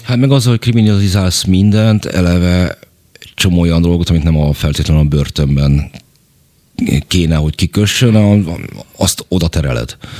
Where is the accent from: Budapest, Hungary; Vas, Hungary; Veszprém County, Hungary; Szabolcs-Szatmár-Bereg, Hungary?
Budapest, Hungary; én a hetedik kerületben nőttem fel